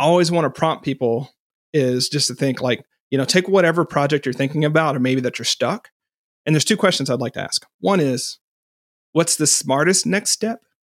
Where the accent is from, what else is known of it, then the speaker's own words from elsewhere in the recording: Fort Smith, Arkansas, United States; I grew up in Fort Smith, Arkansas, which is right on the, um, western border